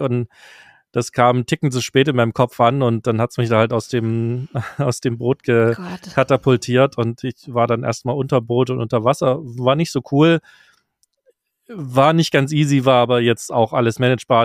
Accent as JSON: {"language": "German", "country": "Germany", "said": "für mich als Deutscher"}